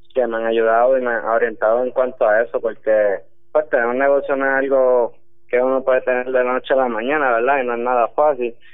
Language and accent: Spanish; Puerto Rico; moved away as an adult; soy boricua